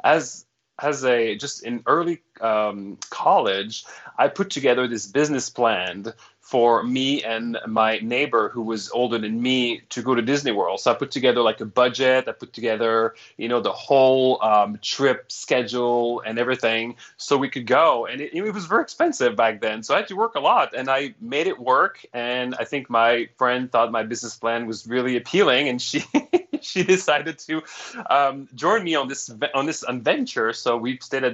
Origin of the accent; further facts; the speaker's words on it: Montreal, Quebec, Canada; first language French; English is a second language; moved away as an adult; also born or lived in Toronto / Orlando; now in Atlanta, United States; I'm Canadian. I'm from Montreal. So I'm French Canadian, and being raised in Montreal, your first language is French